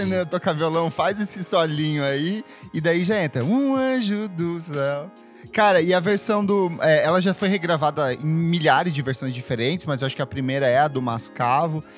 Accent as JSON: {"language": "Portuguese", "town": "Itaipulândia", "region": "Paraná", "country": "Brazil", "tie": "born or raised there", "also_born_or_lived": "São Paulo", "moved": "yes", "said": "eu cresci em Taipulândia"}